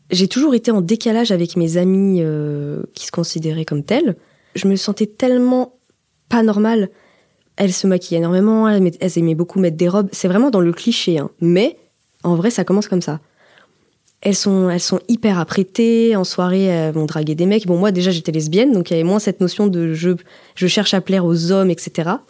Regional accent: Auvergne-Rhône-Alpes, France; Je viens de Haute-Savoie, donc c'est un département euh, assez montagnard, campagnard.

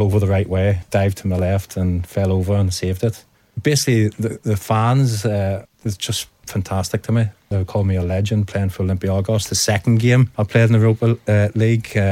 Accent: Northern Ireland, United Kingdom; growing up in Northern Ireland

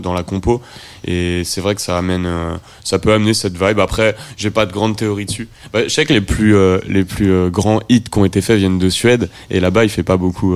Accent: Rennes, Brittany, France; je suis de Rennes

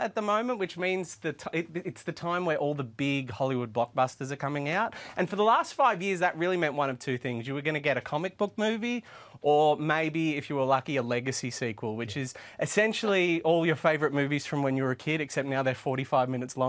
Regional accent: Australia; I'm a little disappointed you didn't introduce me as Australian royalty.

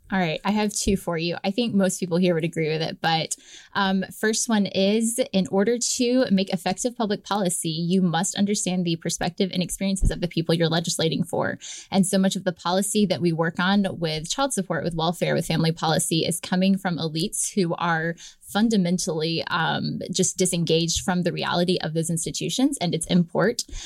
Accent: southern Georgia, United States; moved away as an adult; also born or lived in Tennessee; I was born and raised in southern Georgia

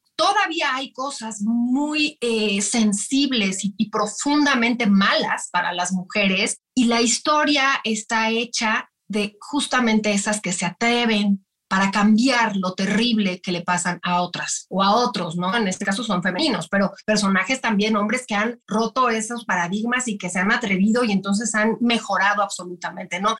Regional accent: Mexico; lo que somos los mexicanos

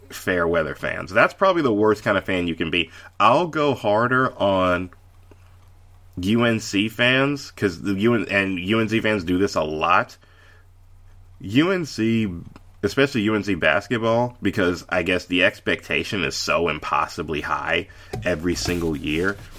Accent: Charlotte, North Carolina, United States; the Hornets. I mean, that's, that's my hometown team.

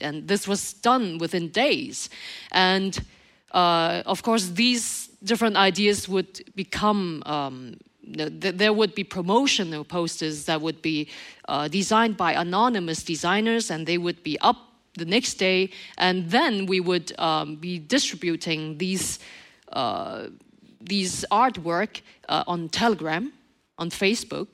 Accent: Montreal, Quebec, Canada; in Montreal, my my hometown

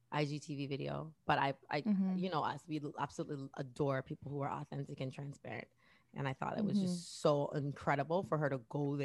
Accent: Miami, Florida, United States; I'm from Miami.

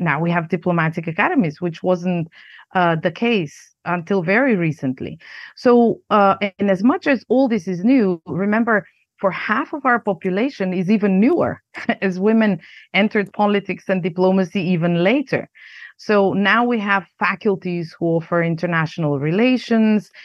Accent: North Macedonia; moved away as an adult; also born or lived in United States; now in Prague, Czech Republic; I grew up in Yugoslavia, a country that doesn't exist anymore. And, um, I'm Macedonian, but also American, um, citizen now. And I live in the Czech Republic, in Prague.

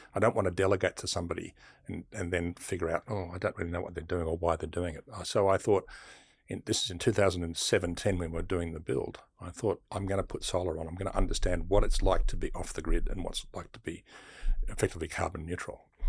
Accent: Sydney, New South Wales, Australia; I grew up in Bexley

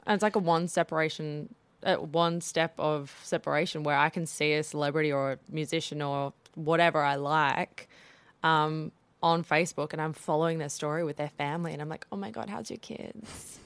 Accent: South Africa; growing up in South Africa

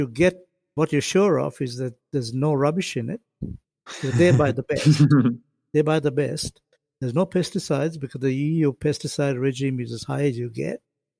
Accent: Sri Lanka; I come from Sri Lanka.

